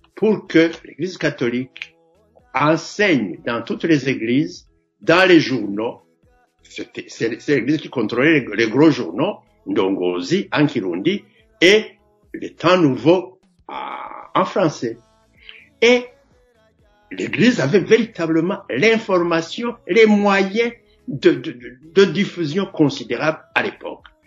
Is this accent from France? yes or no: no; Makebuko, Gitega Province, Burundi; Moi, je suis de Makebuko, euh, dans le la partie sud de, la province de Gitega.